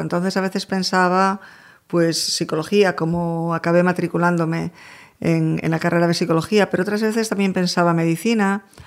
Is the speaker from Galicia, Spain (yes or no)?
yes; A Coruña, Galicia, Spain; moved away as an adult; also born or lived in Madrid; now in New York, United States; de Coruña, de generaciones además.